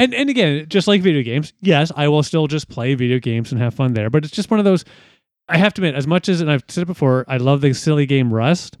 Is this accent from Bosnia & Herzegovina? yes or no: no; Ontario, Canada; being Canadian, specifically in Ontario